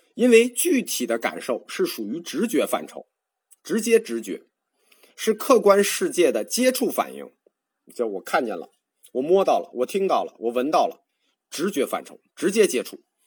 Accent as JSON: {"language": "Chinese", "country": "China", "said": "我们中国人"}